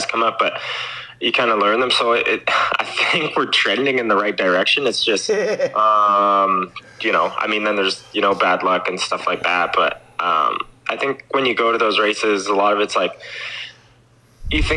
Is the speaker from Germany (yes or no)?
no; Canada; I'm the Canadian, one of the top dogs in Canada